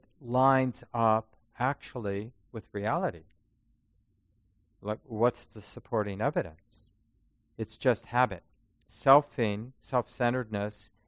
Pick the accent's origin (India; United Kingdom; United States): United States; Minneapolis, Minnesota; I grew up in North Minneapolis